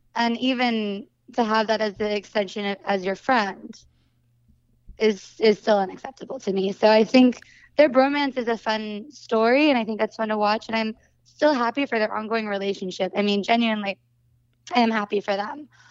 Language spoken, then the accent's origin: English; Santa Cruz, California, United States; moved away; also born or lived in Los Angeles; I grew up in Santa Cruz, California, which is, like, a hippie surf town.